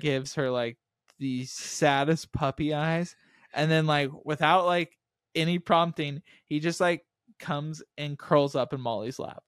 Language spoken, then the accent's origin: English; Texas, United States; we were from America and then from Texas